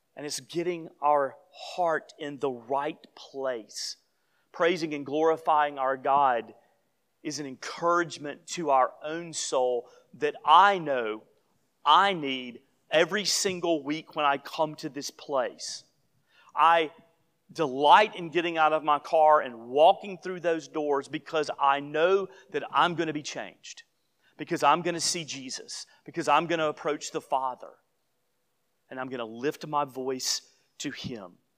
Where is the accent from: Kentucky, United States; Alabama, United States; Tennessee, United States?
Alabama, United States; Gadsden; moved away; I was home not too many months ago in my hometown